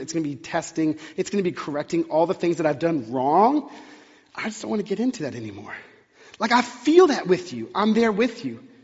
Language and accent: English; Texas, United States; now in Pacific Northwest, United States; I grew up in the South in Texas